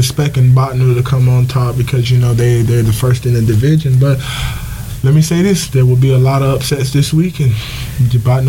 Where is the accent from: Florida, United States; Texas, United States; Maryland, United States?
Florida, United States; moved away; I'm from Belgrade, Florida.